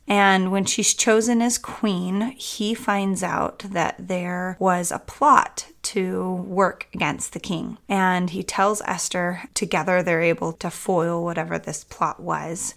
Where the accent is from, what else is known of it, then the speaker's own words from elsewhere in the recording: St. Louis, Missouri, United States; I grew up in St. Louis